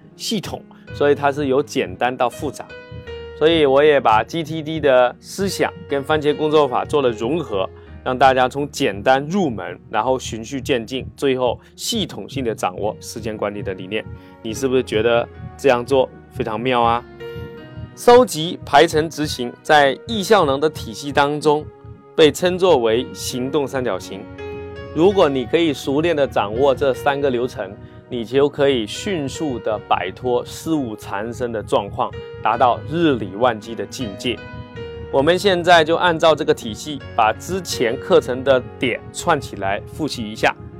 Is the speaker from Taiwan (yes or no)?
no; China; 我们中国人